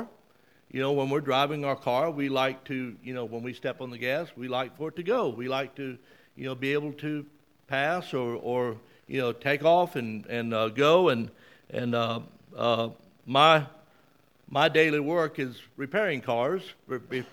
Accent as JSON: {"language": "English", "region": "Mississippi", "country": "United States", "tie": "born or raised there", "also_born_or_lived": "South Carolina", "moved": "yes", "said": "I see people here who I grew up with in Mississippi back in the late 50s and early 60s"}